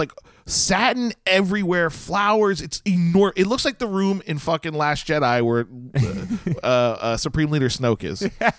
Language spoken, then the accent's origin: English; New Jersey, United States; we are from Jersey.